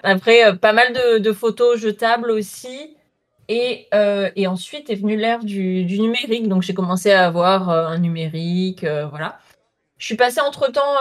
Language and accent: French; south of France, France; Je viens du sud de la France.